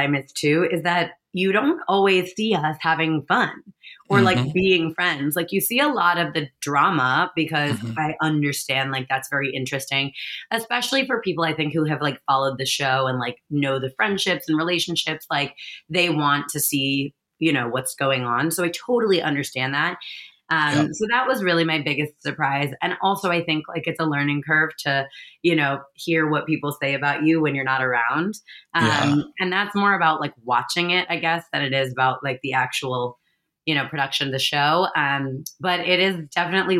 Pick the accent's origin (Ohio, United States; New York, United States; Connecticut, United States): New York, United States; I'm a New Yorker